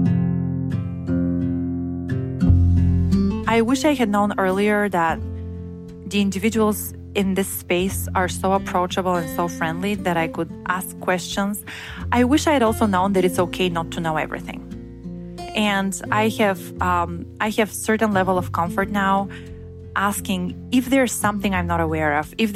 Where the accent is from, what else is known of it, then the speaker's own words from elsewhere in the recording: Bulgaria; moved away as an adult; also born or lived in Bremen, Germany; I was born and raised in Bulgaria, which is in Eastern Europe